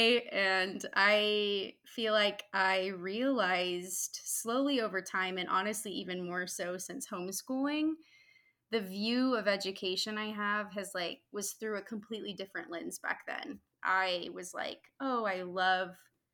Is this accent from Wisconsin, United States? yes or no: no; Houston, Texas, United States; I grew up in Houston